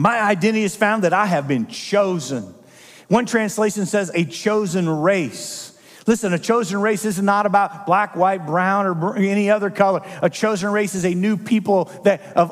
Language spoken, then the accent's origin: English; Midwest, United States; I come from the Midwest